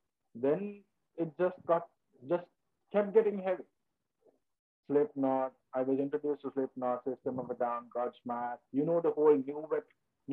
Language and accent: English; Ratmalana, Western Province, Sri Lanka; now in United Arab Emirates; I'm from Ratmala.